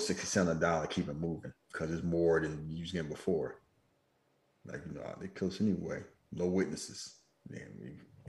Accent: California, United States; I ain't never heard nobody from Sacramento. I'm a Californian.

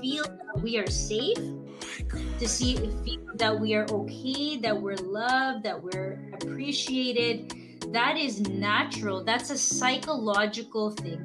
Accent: Mississauga, Ontario, Canada; originally from Mississauga, Ontario. That's my hometown

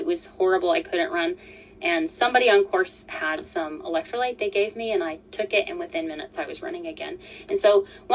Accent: Colorado, United States; moved away as an adult; also born or lived in Utah; I'm from Colorado.

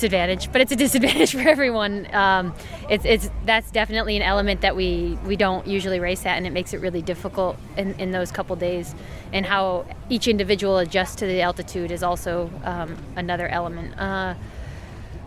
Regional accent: United States; being an American

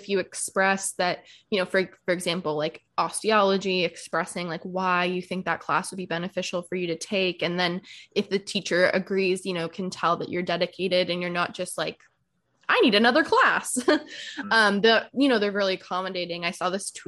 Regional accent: Santa Barbara, California, United States; also born or lived in Goleta, California; I grew up in Santa Barbara. Well, partly in Santa Barbara and Goleta

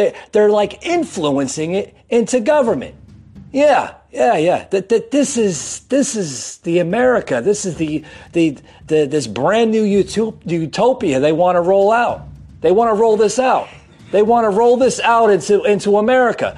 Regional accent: New York City, New York, United States; moved away; I'm from New York City originally.

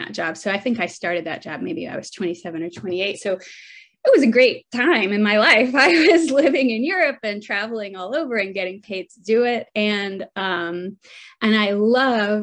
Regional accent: Atlanta, Georgia, United States; moved away as an adult; also born or lived in England; settling back in Atlanta, which is my hometown

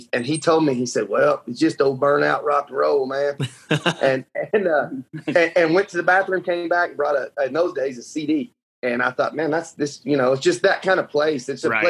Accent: Lubbock, Texas, United States; we're from here. We're from Lubbock, where Texas Tech is at.

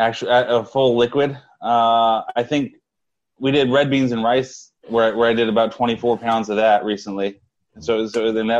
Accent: Vallejo, California, United States; now in San Jose, United States; I grew up in Vallejo, not too far from Oakland. Yeah. I live in San Jose.

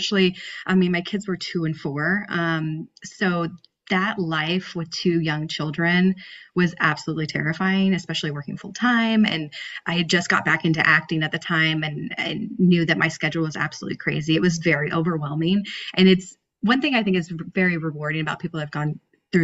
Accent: San Diego, California, United States; I'm from San Diego

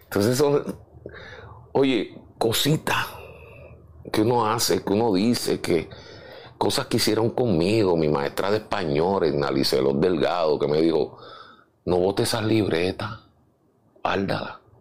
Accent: San Juan, Puerto Rico; also born or lived in Chicago; me crié en San Agustín, el caserío San Agustín. Viví primero en Los Méndez, que es frente al Capitolio

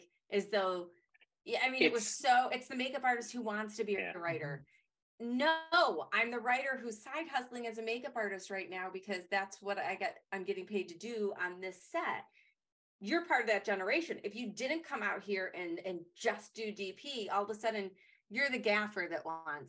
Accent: Detroit, Michigan, United States; I'm from Detroit, but I had all these Detroit contacts

